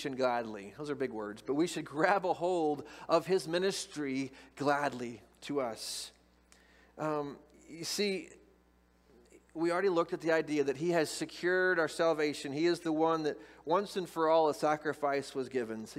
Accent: Moberly, Missouri, United States; I grew up in Moberly

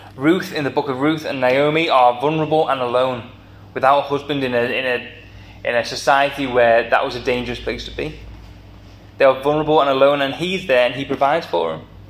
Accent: the Wirral, North West England, United Kingdom; accent: Scouse; moved away as an adult; now in Liverpool, United Kingdom; I am a plastic scouser. I grew up on the Wirral.

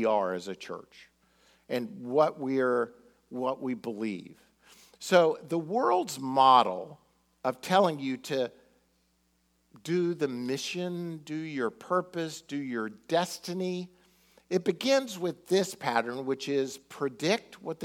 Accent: Miami, Florida, United States; growing up in Miami

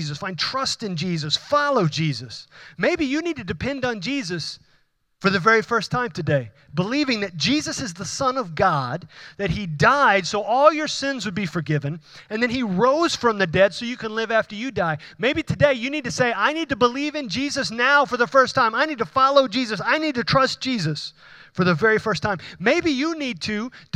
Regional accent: Houston, Texas, United States; accent: Houston; my Houston accent

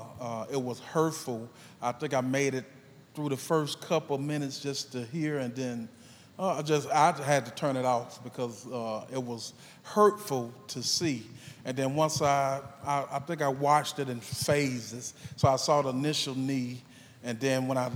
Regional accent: Mississippi, United States; I'm from Mississippi

